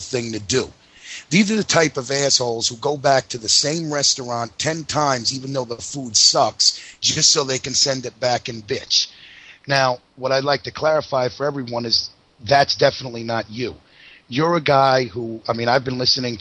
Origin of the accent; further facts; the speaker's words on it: New York, United States; as a New Yorker went through 9/11